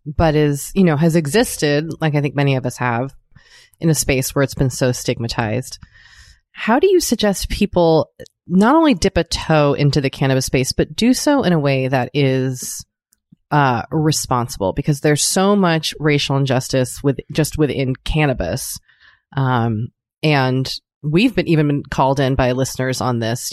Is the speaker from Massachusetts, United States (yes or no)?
yes; Boston, Massachusetts, United States; moved away as an adult; also born or lived in Maine / New York; now in Los Angeles, United States; I also grew up in Boston